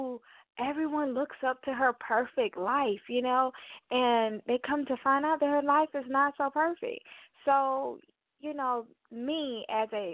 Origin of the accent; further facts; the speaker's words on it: Mobile, Alabama, United States; right here close to my hometown, Mobile, Alabama